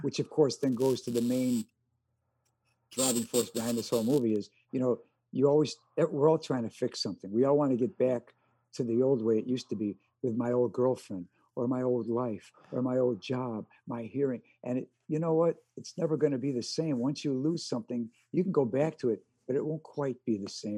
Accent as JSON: {"language": "English", "town": "Chicago", "region": "Illinois", "country": "United States", "tie": "born or raised there", "first_language": "American Sign Language", "second_language": "English", "said": "I grew up with deaf parents in Chicago"}